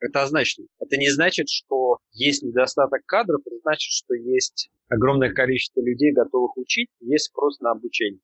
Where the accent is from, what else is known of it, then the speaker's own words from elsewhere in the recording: Russia; Я из России, мне хамили все детство